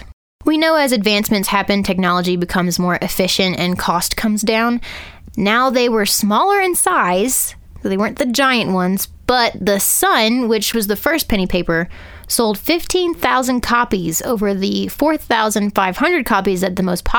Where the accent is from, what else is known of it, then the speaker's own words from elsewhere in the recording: United States; because I'm an American.